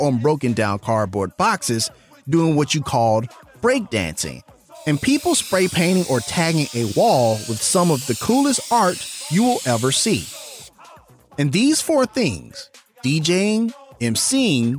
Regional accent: Memphis, Tennessee, United States; here in my hometown of Memphis

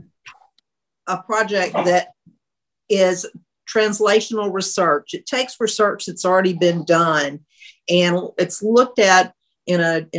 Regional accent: Louisiana, United States; I'm from Louisiana

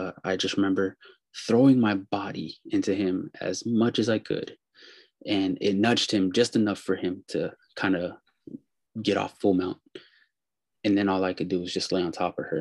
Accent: Pittsburg, California, United States; So I live in California. I'm from Pittsburgh in the Bay Area.

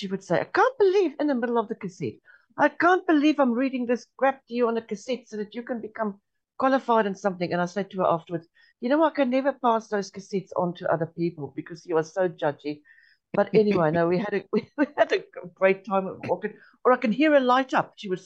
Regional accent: South Africa; born or raised there; first language Afrikaans; English is a second language; moved away as an adult; also born or lived in Namibia; now in New Zealand

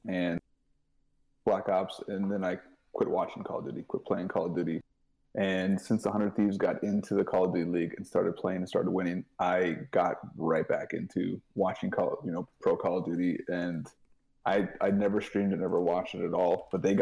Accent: Minnesota, United States; I'm from Minnesota

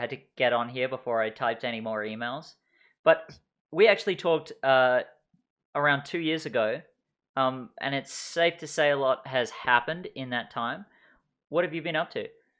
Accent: England, United Kingdom; also born or lived in Australia / Vancouver, Canada; now in Kimberley, Canada; I'm actually English. And I lived in Australia for 20 years

